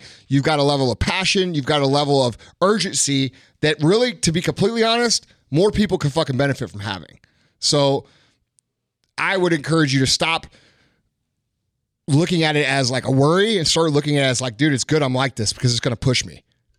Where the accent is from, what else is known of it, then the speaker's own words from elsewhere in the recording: Missouri, United States; No, man, I'm from Missouri. We don't have that shit here.